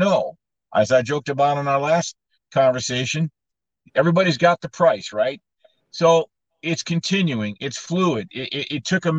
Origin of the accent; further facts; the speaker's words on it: California, United States; moved away as an adult; now in Michigan, United States; I grew up in California, actually as a Michigan fan